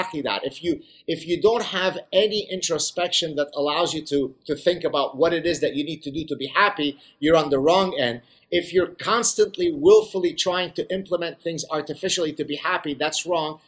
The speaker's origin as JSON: {"language": "English", "country": "Lebanon", "tie": "born or raised there", "said": "I grew up in the Lebanese Civil War"}